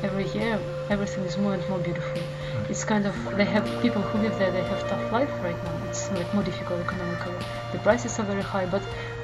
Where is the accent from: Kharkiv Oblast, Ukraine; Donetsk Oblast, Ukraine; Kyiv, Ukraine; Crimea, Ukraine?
Crimea, Ukraine; English is a second language; I'm from Crimea